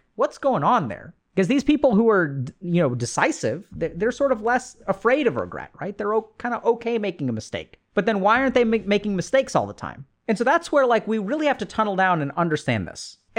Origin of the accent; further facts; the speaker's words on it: India; this is what's sort of interesting about growing up being Indian, is, you know, I come from a culture where arranged marriages happen.